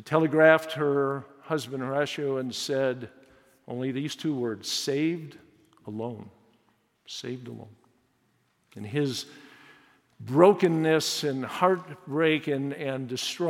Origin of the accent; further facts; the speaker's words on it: Chicago, Illinois, United States; I was born in Chicago in the city, grew up in the suburbs